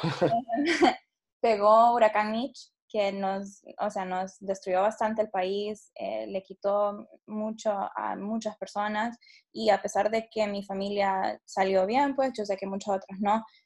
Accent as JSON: {"language": "Spanish", "country": "Honduras", "tie": "born or raised there", "said": "nací y crecí en Honduras"}